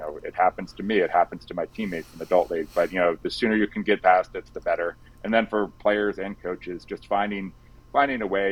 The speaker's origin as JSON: {"language": "English", "town": "Mill Valley", "region": "California", "country": "United States", "tie": "born or raised there", "said": "I grew up in Mill Valley."}